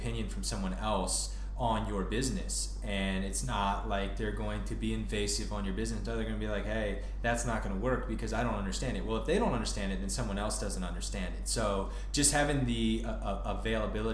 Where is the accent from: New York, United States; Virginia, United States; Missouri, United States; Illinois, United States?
Virginia, United States; Northern; moved away; I grew up in the Northern Virginia area